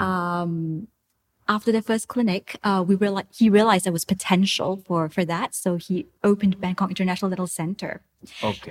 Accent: Singapore; moved away as an adult; now in Thailand; I'm from Singapore originally.

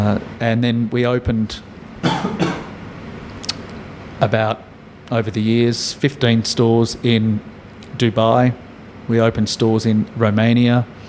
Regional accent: Melbourne, Victoria, Australia; and I'm from Melbourne, so I know about good coffee. So we have good coffee in Melbourne.

